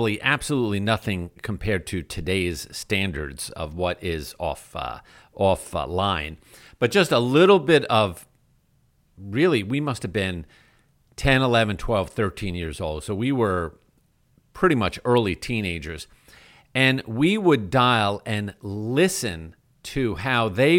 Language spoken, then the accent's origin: English; New York, United States; as a kid growing up in New York